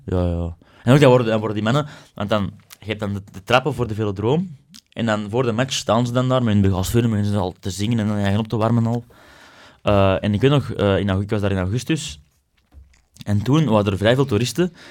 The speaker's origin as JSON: {"language": "Dutch", "country": "Belgium", "said": "wij als Belgen"}